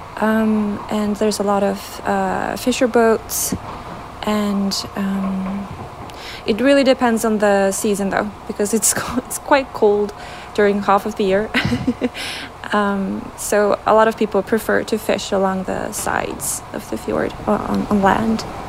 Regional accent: Trondheim, Trøndelag, Norway; I'm from Norway, Trondheim, in the middle of the country.

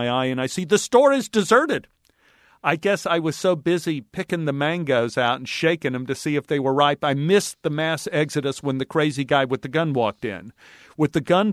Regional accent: Texas, United States; I grew up in Texas where a man's grocery cart is sacrosanct

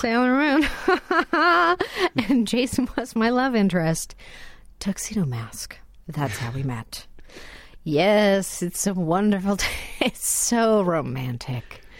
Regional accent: Canada; moved away; I'm Canadian by birth.

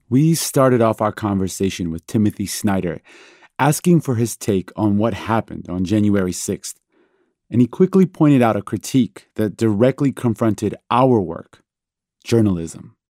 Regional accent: Iran; moved away; I was born in Iran, a country with a terrible history of political upheaval.

